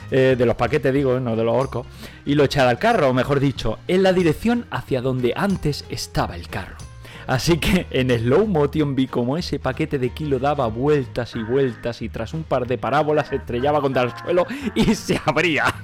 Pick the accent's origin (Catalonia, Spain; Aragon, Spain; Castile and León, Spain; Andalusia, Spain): Catalonia, Spain; Nosotros en Cataluña, de donde vengo, decimos eh, del tiempo.